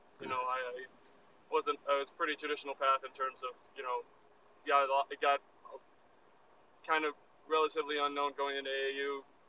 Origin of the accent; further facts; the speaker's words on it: a small town south of Madison, Wisconsin, United States; moved away as an adult; also born or lived in Des Moines, Iowa; So I grew up in a pretty small town south of Madison, Wisconsin.